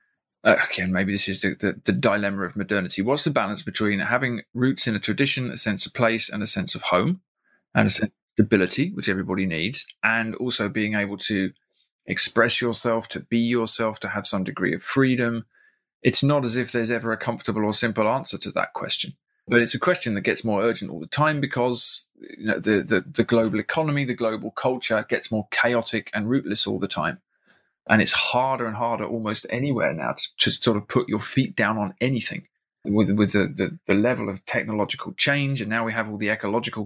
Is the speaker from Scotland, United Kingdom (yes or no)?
no; South East England, United Kingdom; moved away as an adult; now in Ireland; The place that I do come from is now a giant suburb in the southeast of England that I can't bear to live